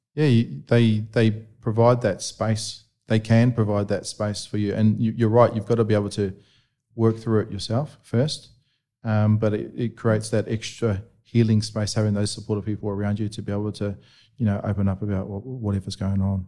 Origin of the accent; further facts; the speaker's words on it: New Zealand; where I was a bit younger, growing up in New Zealand